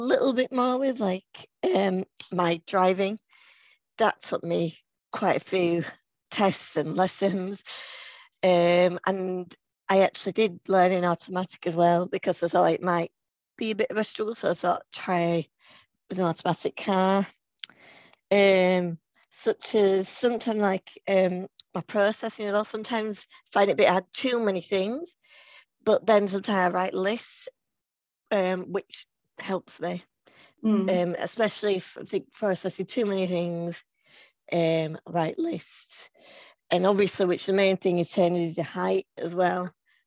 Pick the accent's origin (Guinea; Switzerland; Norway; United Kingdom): United Kingdom; Leeds, Yorkshire and the Humber; I'm from Leeds